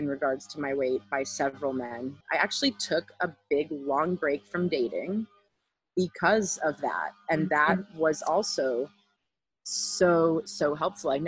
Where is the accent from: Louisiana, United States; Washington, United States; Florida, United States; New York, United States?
Florida, United States; Miami; I grew up in Miami